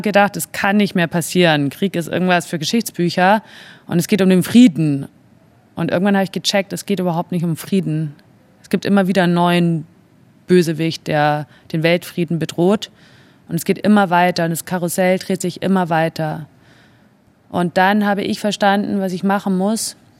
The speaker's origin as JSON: {"language": "German", "country": "Germany", "also_born_or_lived": "Spain / Italy", "moved": "as an adult", "said": "warum ich als Deutsche im italienischen Auswärtigen Amt gearbeitet habe"}